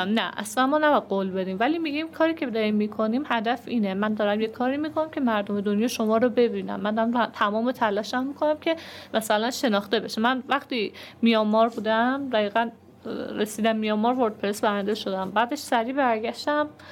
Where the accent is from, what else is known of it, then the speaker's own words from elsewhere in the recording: Iran; ما چون ایرانیم